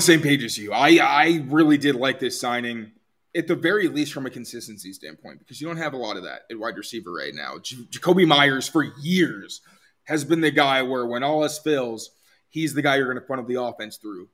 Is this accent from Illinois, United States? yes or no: yes; Chicago, Illinois, United States; moved away; I'm originally from Chicago